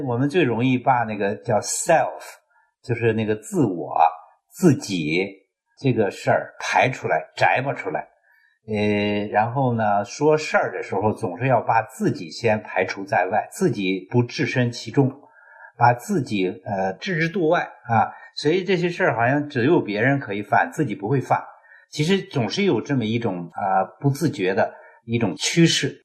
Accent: China

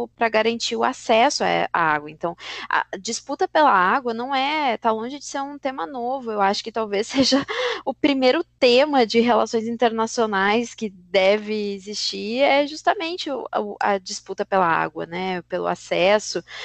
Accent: Brazil; para a gente, enquanto brasileiros

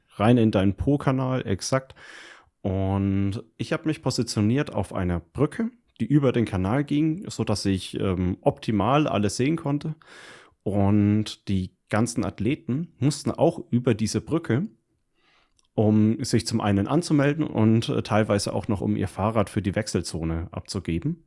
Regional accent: Hilpoltstein, Bavaria, Germany; also born or lived in near Fürth; direkt in der Gegend, wo ich aufgewachsen bin, nämlich höbolstein Rot und der komplette Landkreis

